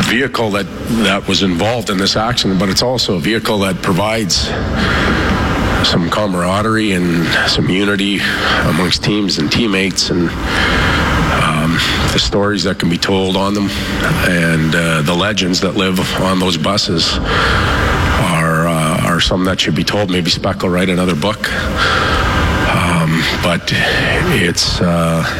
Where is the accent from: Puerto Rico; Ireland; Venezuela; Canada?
Canada; Saskatoon, Saskatchewan; also born or lived in Swift Current; I'm from Saskatoon. I know Saskatchewan people well.